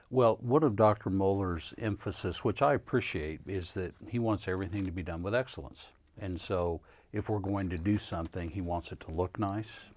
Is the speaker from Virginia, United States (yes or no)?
no; Kansas, United States; now in Louisville, United States; I'm not a Southerner. I grew up in Kansas